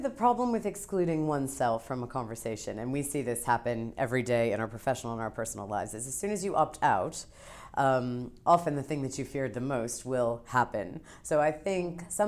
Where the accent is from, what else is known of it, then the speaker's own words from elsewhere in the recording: New York, United States; I'm a New Yorker